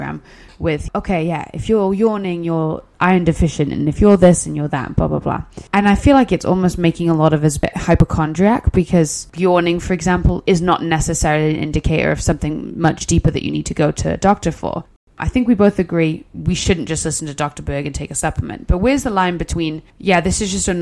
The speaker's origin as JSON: {"language": "English", "region": "Wales", "country": "United Kingdom", "said": "I am not one of those Welsh people"}